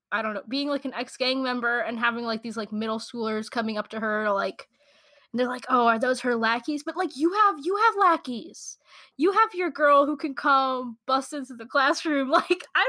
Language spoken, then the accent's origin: English; United States; I'm so American.